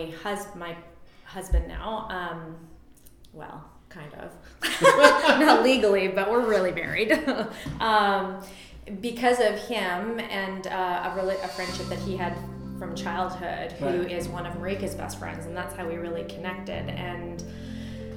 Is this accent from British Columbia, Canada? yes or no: yes; northern British Columbia, Canada; now in Vernon, Canada; I grew up in northern BC, so like Williams Lake and Quesnel area